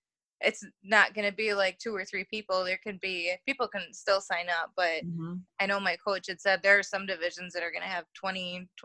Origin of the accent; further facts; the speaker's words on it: United States; as an American